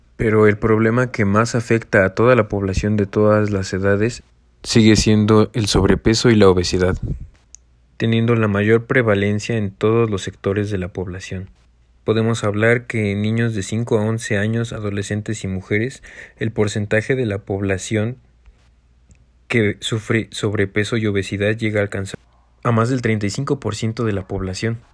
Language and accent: Spanish; Mexico; tenemos como mexicanos